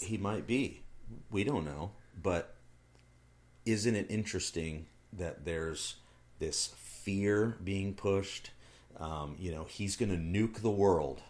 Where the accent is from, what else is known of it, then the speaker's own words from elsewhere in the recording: United States; I'm an American